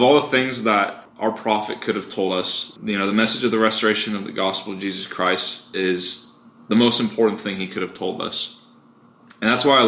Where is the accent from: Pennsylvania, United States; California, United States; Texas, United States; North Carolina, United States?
California, United States; Southern; moved away as an adult; now in Houston, United States; I'm from Southern California